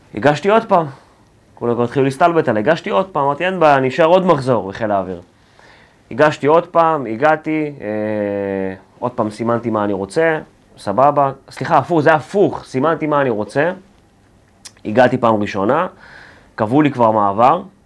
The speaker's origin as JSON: {"language": "Hebrew", "town": "Ramat Gan", "region": "Tel Aviv District", "country": "Israel", "tie": "born or raised there", "also_born_or_lived": "Ukraine / Belarus / Pardes Katz, Bnei Brak", "said": "גרתי שם בערך עד כיתה ה', עד גיל עשר. אה, כשהייתי בן עשר, משפחה, ההורים שלי התגרשו ועברתי לרמת גן"}